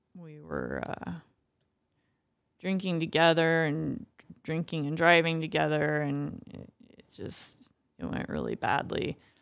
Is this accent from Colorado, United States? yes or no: yes; Boulder, Colorado, United States; I grew up in Boulder